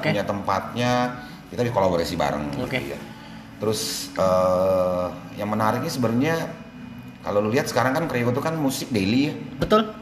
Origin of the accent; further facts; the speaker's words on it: Sumatra, Indonesia; kan gue juga orang Sumatera ya